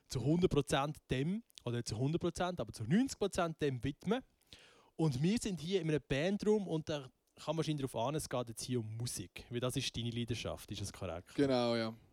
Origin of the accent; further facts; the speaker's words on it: Einsiedeln, Schwyz, Switzerland; Ich bin 21 und komme von Einsiedeln.